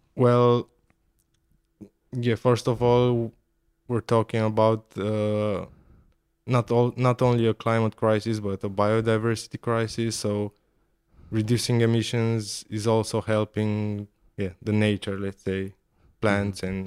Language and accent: English; Ploiești, Prahova, Romania; I grew up in Ploiești, which is the oil and gas capital of Romania